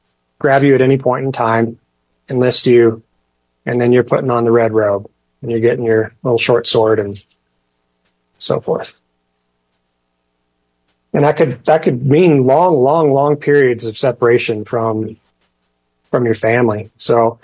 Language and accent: English; United States; I'm American